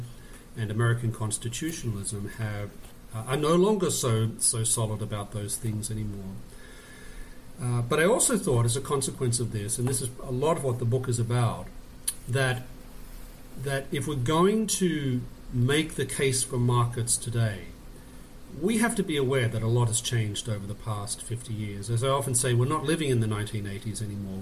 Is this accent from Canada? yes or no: no; Australia; moved away as an adult; also born or lived in Oxford; now in United States; I'm actually Australian by birth, and I grew up in Australia.